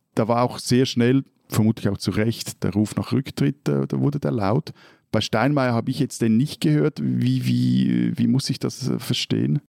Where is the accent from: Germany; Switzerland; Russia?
Switzerland; als Schweizer